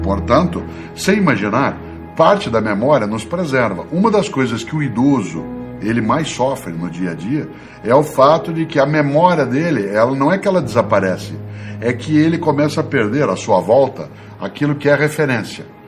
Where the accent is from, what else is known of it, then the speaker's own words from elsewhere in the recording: Londrina, Paraná, Brazil; now in São Paulo, Brazil; eu sou de Londrina, no Paraná, como você sabe, embora eu more né, na capital paulista há bastante tempo